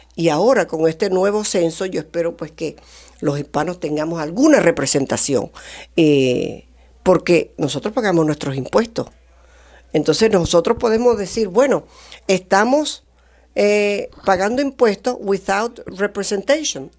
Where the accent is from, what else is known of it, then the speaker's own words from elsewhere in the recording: Venezuela; moved away as an adult; now in United States; yo soy venezolana, eh, aprendí inglés después de adulta